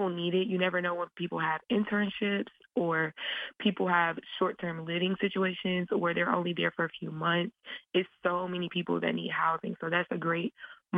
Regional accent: the South, United States; I'm from the South

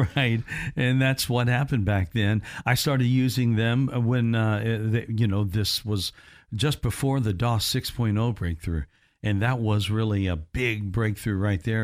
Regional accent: Evansville, Indiana, United States; also born or lived in Henderson, Kentucky; my hometown of Evansville

